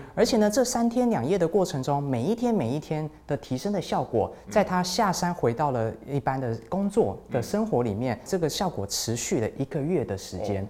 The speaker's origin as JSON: {"language": "Chinese", "town": "Taichung", "country": "Taiwan", "said": "我也是台中人"}